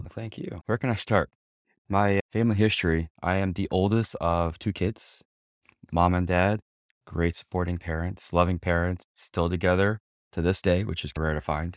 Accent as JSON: {"language": "English", "town": "Houma", "region": "Louisiana", "country": "United States", "tie": "born or raised there", "also_born_or_lived": "Sanford, Florida", "moved": "yes", "lives_now": "Orlando, United States", "said": "Born and raised in South Louisiana, little town called Homa. It's about sixty miles south, southwest of New Orleans."}